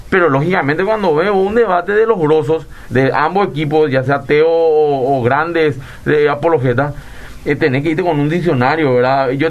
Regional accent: Areguá, Central, Paraguay; de Areguá.

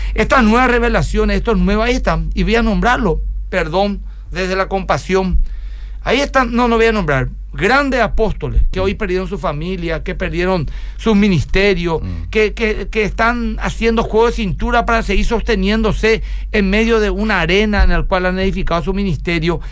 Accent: Asunción, Paraguay; yo soy asunceno

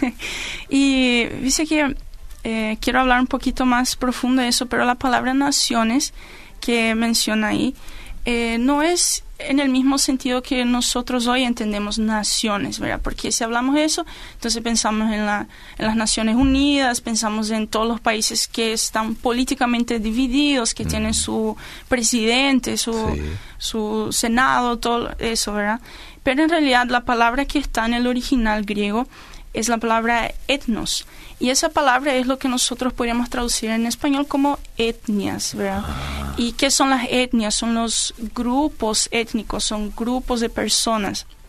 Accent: Paraguay; nosotros compartimos el tereré, como nos gusta el bellú y todo eso, eso es cosa de los paraguayos

